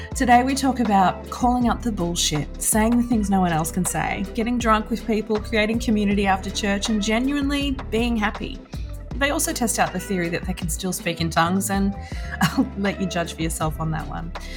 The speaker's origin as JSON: {"language": "English", "town": "Seaspray", "region": "Victoria", "country": "Australia", "tie": "born or raised there", "said": "my hometown out at Seaspray"}